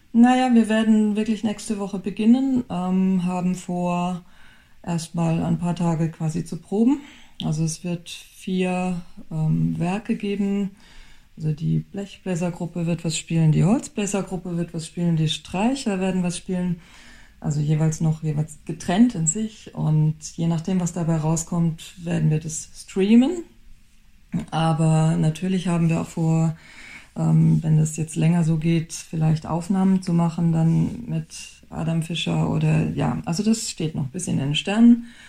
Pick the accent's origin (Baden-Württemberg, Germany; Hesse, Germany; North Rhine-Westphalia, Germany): Baden-Württemberg, Germany; now in Düsseldorf, Germany; ich komme aus Südbaden